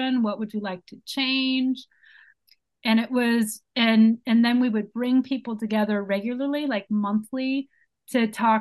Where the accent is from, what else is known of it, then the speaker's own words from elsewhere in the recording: San Francisco, California, United States; moved away as an adult; also born or lived in Brazil; now in Los Angeles, United States; I'm originally from San Francisco, but have lived in LA for the last 8 years